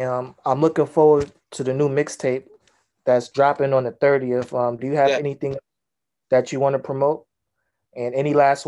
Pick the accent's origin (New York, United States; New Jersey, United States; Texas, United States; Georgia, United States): New York, United States; because I'm a New Yorker